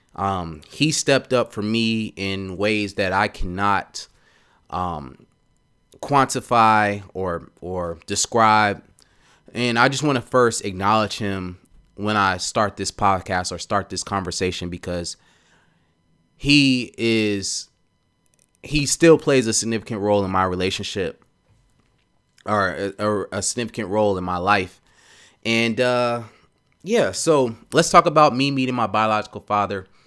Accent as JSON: {"language": "English", "town": "Atlanta", "region": "Georgia", "country": "United States", "tie": "born or raised there", "said": "I grew up in Atlanta, so I say y'all. I talk slow"}